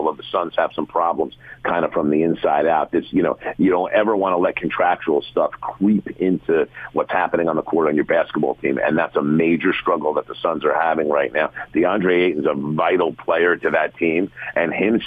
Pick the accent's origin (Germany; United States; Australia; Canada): United States; West Orange, New Jersey; I grew up in West Orange. I graduated from West Orange High School